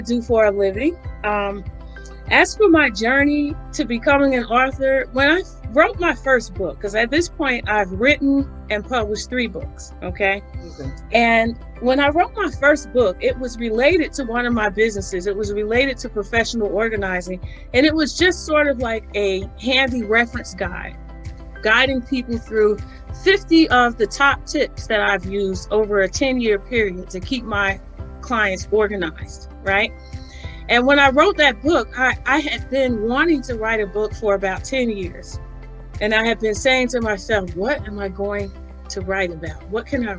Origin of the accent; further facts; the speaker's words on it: Northern New Jersey, United States; I was born and raised in New Jersey, in Northern New Jersey